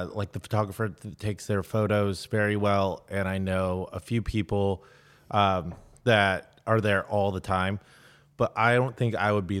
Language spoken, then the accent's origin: English; East County, California, United States; I grew up in East County